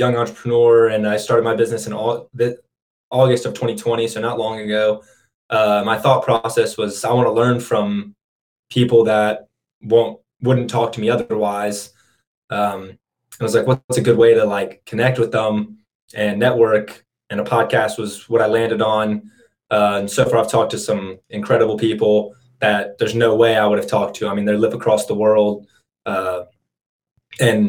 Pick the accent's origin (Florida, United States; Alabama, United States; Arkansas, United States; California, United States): Alabama, United States; Birmingham; I'm from Alabama.